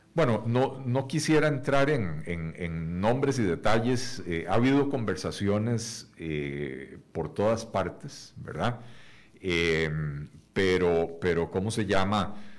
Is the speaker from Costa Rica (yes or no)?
yes; Costa Rica; como costarricenses